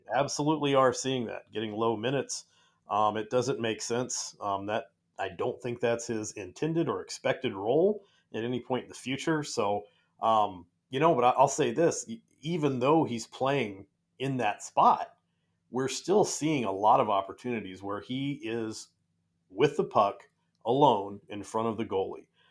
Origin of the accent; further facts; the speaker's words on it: California, United States; moved away; I grew up in California on the mean streets